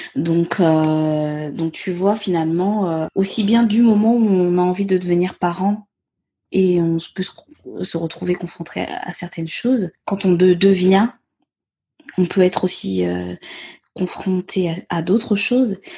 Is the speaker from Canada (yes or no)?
no; Gabon; first language Myene; French is a second language; moved away as an adult; now in France; je suis née et j'ai grandi au Gabon. Euh, je suis venue m'installer en France à mes dix-huit ans pour mes études supérieures